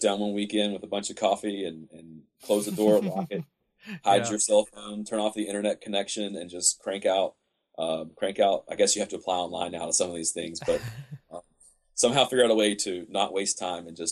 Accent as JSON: {"language": "English", "country": "United States", "said": "me as an American traveler"}